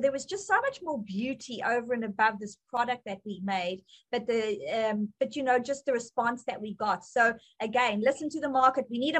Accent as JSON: {"language": "English", "country": "South Africa", "tie": "born or raised there", "accent": "South African", "moved": "as an adult", "lives_now": "United States", "said": "I came from South Africa"}